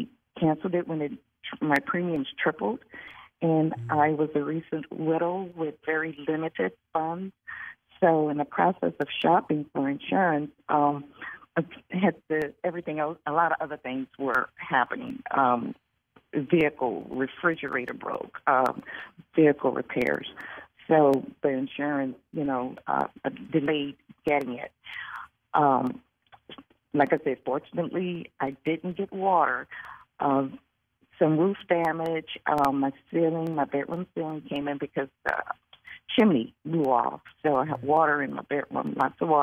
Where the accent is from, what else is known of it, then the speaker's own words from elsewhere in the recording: Metairie, Louisiana, United States; also born or lived in New Orleans, Louisiana; now in LaPlace, United States; I was born and raised in New Orleans, raised in Metairie, which is a suburb of New Orleans, but I currently live in La Place